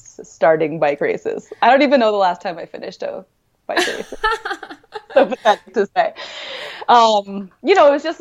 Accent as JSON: {"language": "English", "town": "Princeton", "region": "New Jersey", "country": "United States", "tie": "born or raised there", "also_born_or_lived": "New York / Wisconsin", "moved": "as an adult", "lives_now": "Boulder, United States", "said": "I grew up in Princeton, New Jersey"}